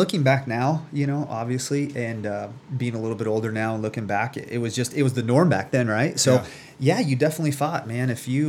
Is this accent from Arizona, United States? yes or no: yes; Phoenix, Arizona, United States; I'm 38 years old now. Grew up, born and raised in Phoenix, Arizona.